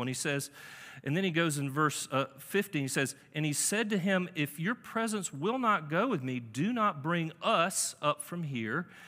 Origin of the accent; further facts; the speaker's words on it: Charlotte, North Carolina, United States; also born or lived in New England; I'm from Charlotte